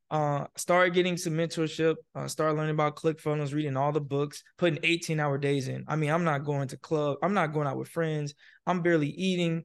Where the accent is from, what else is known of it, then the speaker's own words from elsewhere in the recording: Nashville, Tennessee, United States; also born or lived in Fort Benning, Georgia / Miami, Florida; I'm originally from Fort Benning, Georgia. I grew up in Nashville, Tennessee